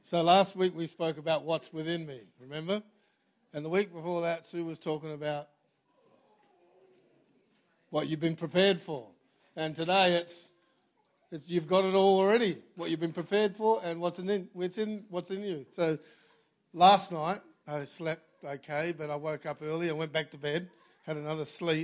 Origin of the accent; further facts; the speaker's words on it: Australia; I was from Australia.